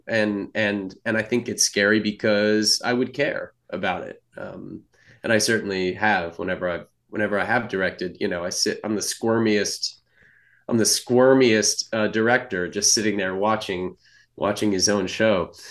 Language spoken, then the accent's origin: English; California, United States; I grew up in California